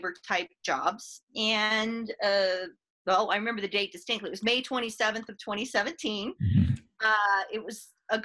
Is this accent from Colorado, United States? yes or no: yes; Fort Collins, Colorado, United States; I'm a Northern Colorado native, born and raised in Fort Collins